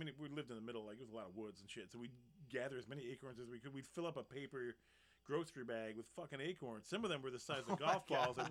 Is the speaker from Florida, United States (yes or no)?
no; North Carolina, United States; I grew up in North Carolina, up in the mountains